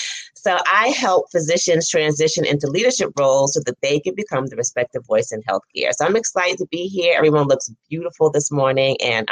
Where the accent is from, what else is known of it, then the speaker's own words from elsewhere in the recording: New York City, New York, United States; moved away as an adult; also born or lived in New Jersey; now in Atlanta, United States; But I am originally from Brooklyn, New York. I was born and raised in Brooklyn. And then I moved to New Jersey after finishing my family medicine residency and lived there for 25 years where I had my own private practice. And now I live in Atlanta